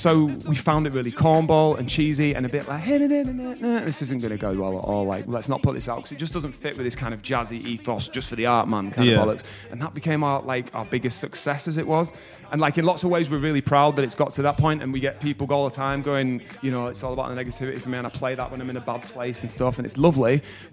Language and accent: English; Bradford, Yorkshire and the Humber, United Kingdom; also born or lived in Bromley; My parents, yeah, had me in Bromley, but by three they moved up to Bradford.